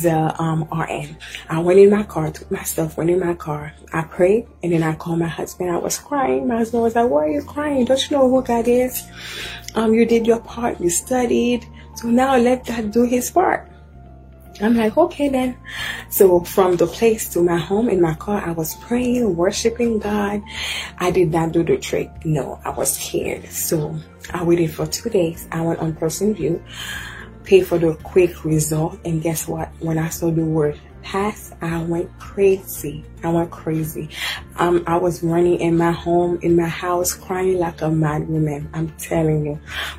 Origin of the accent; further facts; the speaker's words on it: Haiti; now in United States; I'm from Haiti. I've been here in the US for 12 years.